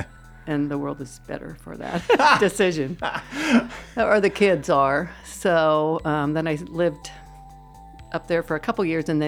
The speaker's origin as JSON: {"language": "English", "town": "Hayward", "region": "California", "country": "United States", "tie": "born or raised there", "also_born_or_lived": "Portland, Oregon / San Carlos, California", "said": "I've lived in the area most of my life, born and raised in Hayward."}